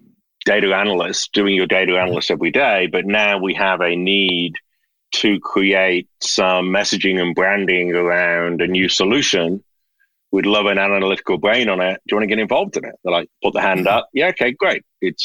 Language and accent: English; Birmingham, West Midlands, United Kingdom; my father, I grew up in Birmingham, in the Midlands.